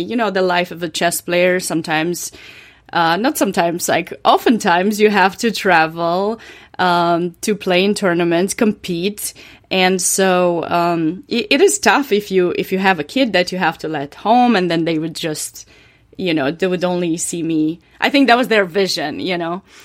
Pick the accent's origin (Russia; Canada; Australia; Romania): Romania; English is a second language; moved away as an adult; now in North Carolina, United States; I was born and raised in Romania to a chess family